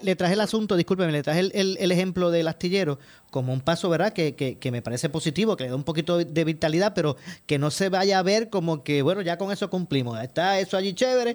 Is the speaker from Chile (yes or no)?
no; Ponce, Puerto Rico; de los que somos de Ponce